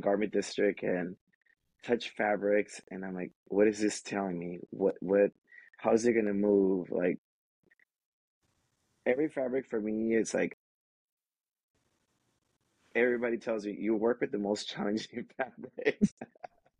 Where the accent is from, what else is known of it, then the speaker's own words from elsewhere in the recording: Los Angeles, California, United States; I was raised in Watts by a single parent.